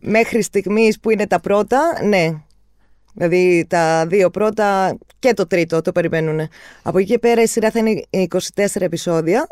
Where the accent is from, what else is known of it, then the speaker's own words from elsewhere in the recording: Cyprus; εμεί που είμαστε από την Κύπρο